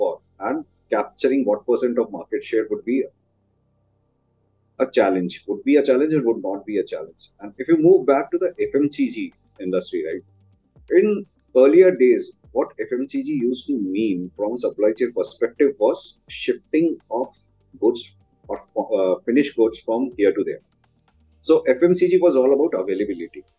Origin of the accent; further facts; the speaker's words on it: India; our country, India